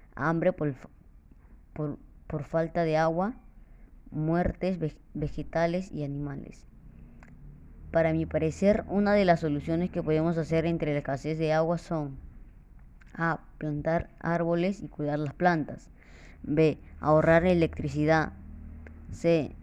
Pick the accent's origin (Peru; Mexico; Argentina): Peru; Callao; soy alumno de la Escuela Los Jazmines 5126, Lima Callao, y estoy orgulloso de ser peruano